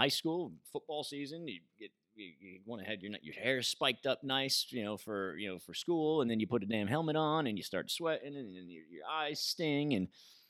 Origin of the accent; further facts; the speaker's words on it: United States; me from America.